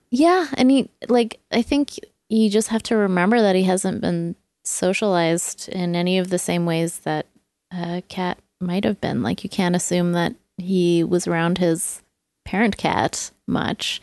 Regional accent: England, United Kingdom; growing up in England, that was like a food that was like, you know, felt like home and like reminds me of childhood

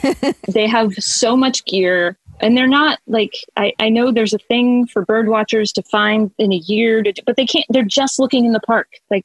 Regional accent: New York, United States; No, I can escalate easily. I'm a New Yorker.

